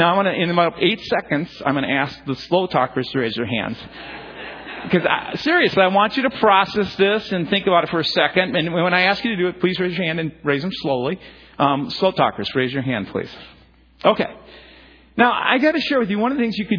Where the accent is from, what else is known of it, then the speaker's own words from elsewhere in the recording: Chicago, Illinois, United States; moved away; I'm from Chicago area